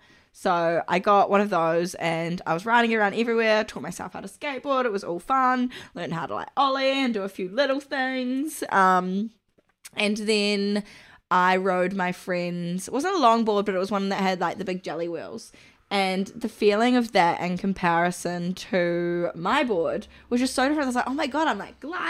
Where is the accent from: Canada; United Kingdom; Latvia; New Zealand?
New Zealand; moved away; I couldn't part with it when I came from New Zealand, so brought it with me.